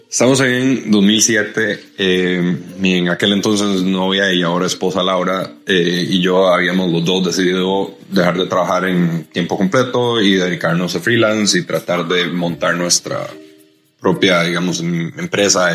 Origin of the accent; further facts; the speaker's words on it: Costa Rica; como buenos ticos